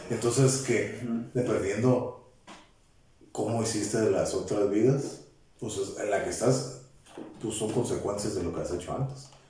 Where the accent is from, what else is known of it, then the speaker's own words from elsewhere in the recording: Tijuana, Baja California, Mexico; born there; qué bueno que yo nací aquí en Tijuana y tengo la libertad.